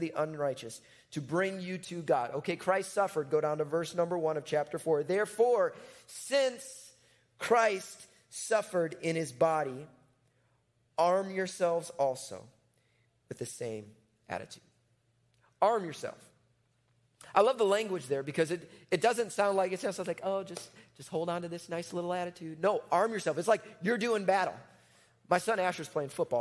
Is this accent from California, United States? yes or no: no; Chicago, Illinois, United States; I'm from Chicago. That's where I grew up.